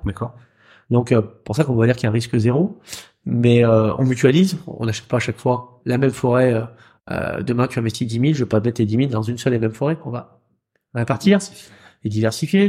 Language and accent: French; Rouen, Normandy, France; chez nous à Rouen